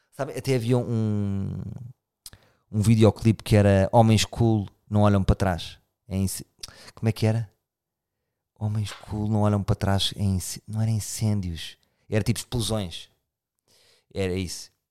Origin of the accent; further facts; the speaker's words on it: Lisbon, Portugal; eu sou de Lisboa